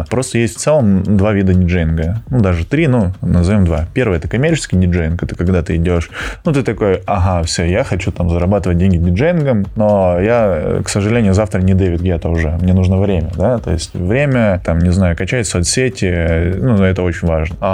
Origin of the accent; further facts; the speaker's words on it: Georgia; now in Russia; Я, э, я сам по национальности не русский, я грузин.